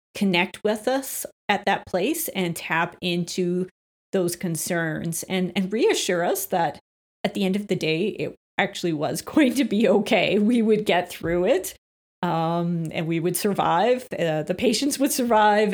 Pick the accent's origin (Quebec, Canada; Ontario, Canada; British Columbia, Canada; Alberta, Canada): Alberta, Canada; Calgary; born or raised there; also born or lived in Beaumont, Alberta